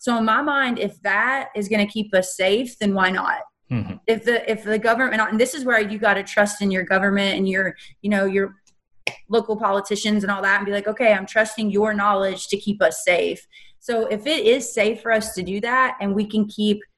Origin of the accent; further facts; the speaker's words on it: Kentucky, United States; moved away as an adult; also born or lived in Texas / South Carolina; I was born and raised in Kentucky